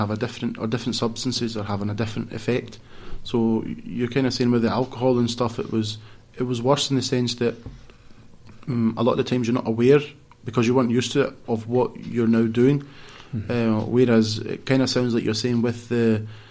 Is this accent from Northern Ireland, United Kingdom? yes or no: no; Glasgow, Scotland, United Kingdom; also born or lived in Coatbridge; kind of brought up, most especially from primary school age, in the West End of Glasgow